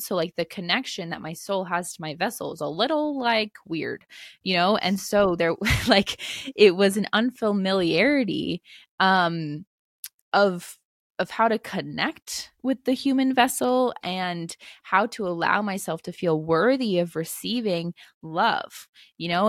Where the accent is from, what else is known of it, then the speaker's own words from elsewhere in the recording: East Coast of the United States, United States; I grew up on the East Coast of the United States